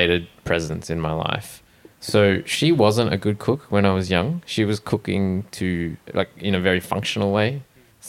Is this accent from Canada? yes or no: no; Brisbane, Queensland, Australia; moved away; I'm from Brisbane